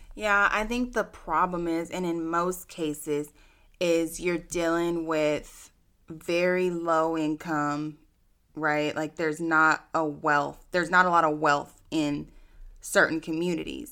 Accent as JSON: {"language": "English", "town": "Austin", "region": "Texas", "country": "United States", "tie": "born or raised there", "said": "I'm born and raised in Austin"}